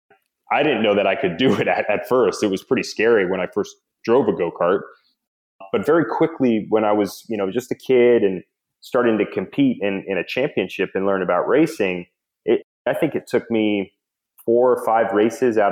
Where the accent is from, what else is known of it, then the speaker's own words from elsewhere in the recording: Nashville, Tennessee, United States; I grew up in Nashville, Tennessee, suburban America